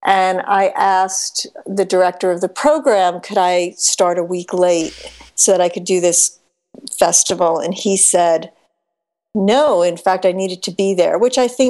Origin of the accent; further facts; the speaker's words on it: Levittown, New York, United States; I grew up in Levittown, Long Island, post-World War II tract housing development